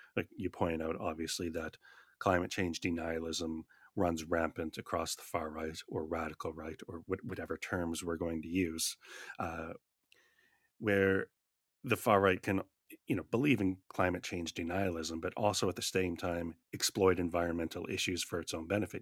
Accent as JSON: {"language": "English", "country": "Canada", "said": "I'm from Canada"}